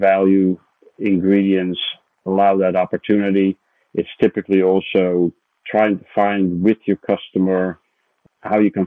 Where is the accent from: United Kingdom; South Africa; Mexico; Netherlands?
Netherlands; moved away as an adult; now in United States; I'm originally Dutch, So I grew up in the Netherlands